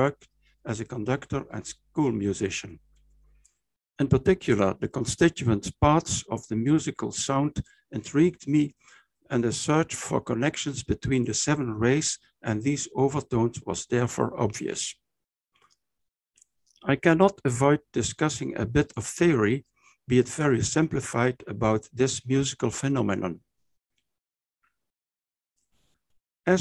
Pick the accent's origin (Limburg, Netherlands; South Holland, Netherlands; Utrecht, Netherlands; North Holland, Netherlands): Limburg, Netherlands; Maastricht; also born or lived in Aachen, Germany; my hometown, Maastricht, in the Netherlands